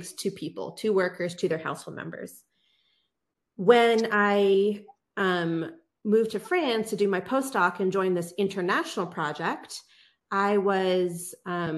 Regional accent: United States; someone growing up in the United States

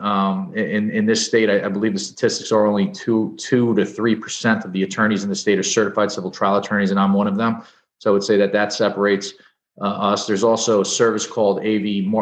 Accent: Edison, New Jersey, United States; also born or lived in New York; I'm a New Jersey guy, born and bred. I, I grew up in Edison

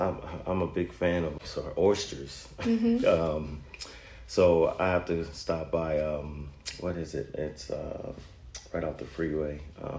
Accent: Zachary, Louisiana, United States; Growing up, I guess it would be... I guess it has to start with family and just the excitement. Going to Zachary High

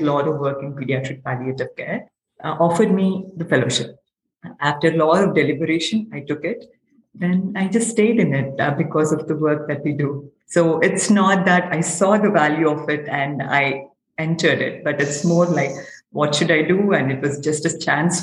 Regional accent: Hyderabad, Telangana, India; I'm from Hyderabad, India, which is in the southern part of India.

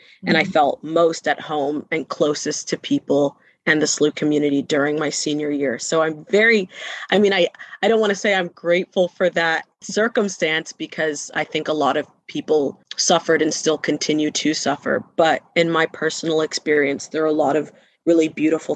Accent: Bermuda; moved away as an adult; I'm from Bermuda

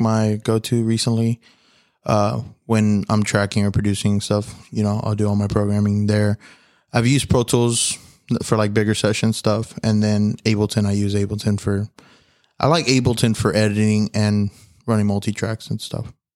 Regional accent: Houston, Texas, United States; I'm from Houston, Texas

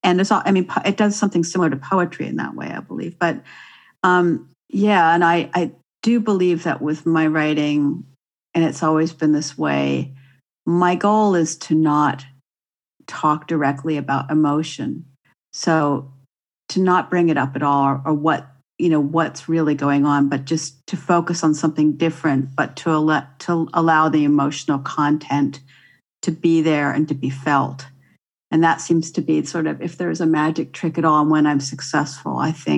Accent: Santa Barbara, California, United States; moved away; how it felt to live in Southern California, which I spent most of my early years in. I grew up in Santa Barbara.

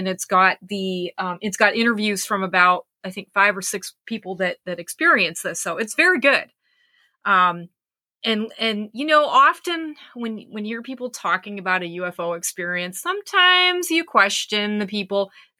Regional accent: Pennsylvania, United States; many of the places where I grew up in Pennsylvania.

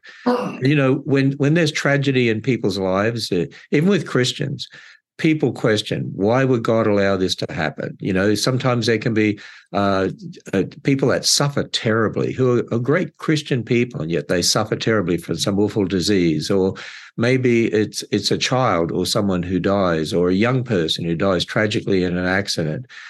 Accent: Australia; moved away as an adult; also born or lived in California; now in Northern Kentucky, United States; I'm originally from Australia

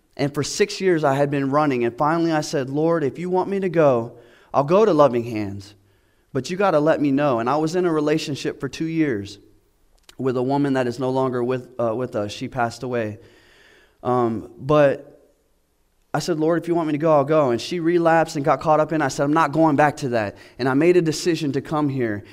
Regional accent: Florida, United States; now in Georgia, United States; I'm from Florida

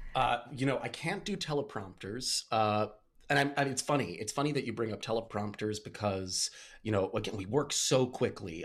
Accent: Port Washington, New York, United States; also born or lived in Pittsburgh; I grew up in Port Washington, uh, Long Island

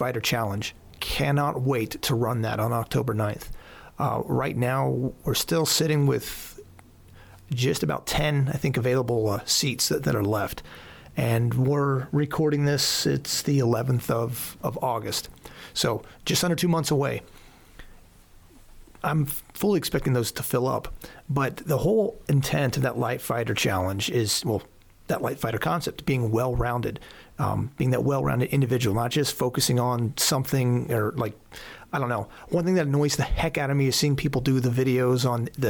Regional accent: Southern Lancaster County, Pennsylvania, United States; also born or lived in Houston, Texas / Colorado Springs, Colorado; I was raised in Pennsylvania

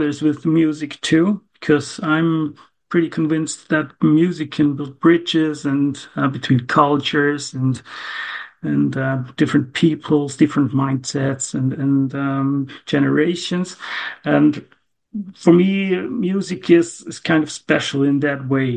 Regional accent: Gommiswald, St. Gallen, Switzerland; also born or lived in near Zurich; I'm from Switzerland, Zurich. Near Zurich is my location

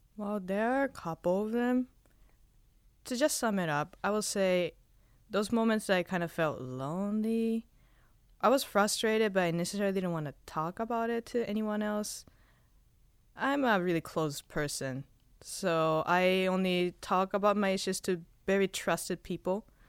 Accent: Spain; now in Hawaii, United States; I was born in Spain

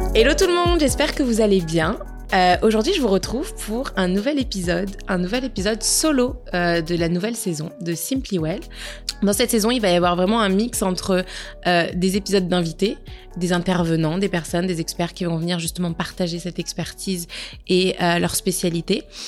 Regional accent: Nice, Provence-Alpes-Côte d'Azur, France; now in Montreal, Canada; on a été à Nice, dans ma ville natale

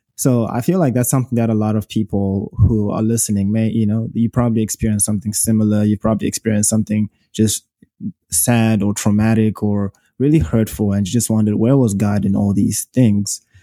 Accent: Zimbabwe; accent: British dialect; moved away as an adult; now in United States; I am from Zimbabwe, in case you hear an accent. Born and raised from there

